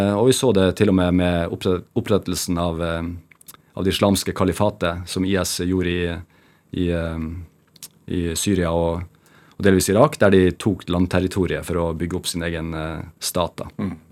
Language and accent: Norwegian; Bjerkvik, Nordland, Norway; moved away; also born or lived in Narvik; vokste opp, så gikk jeg jo barne- og ungdomsskolen i Bjerkvik, og så gikk jeg videregående i Narvik